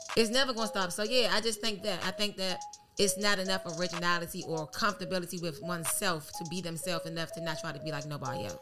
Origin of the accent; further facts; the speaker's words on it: Washington, District of Columbia, United States; I'm from Georgia Avenue